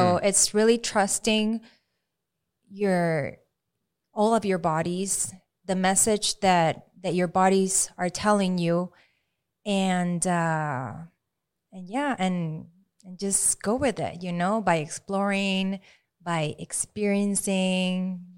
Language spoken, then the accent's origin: English; Maracaibo, Zulia, Venezuela; English is a second language; In Venezuela. {S2} Okay. {S1} Yeah, Maracaibo.